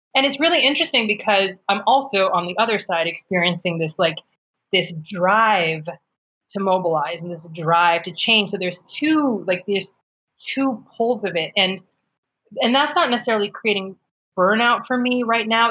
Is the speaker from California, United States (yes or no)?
no; upstate New York, United States; I was raised in upstate New York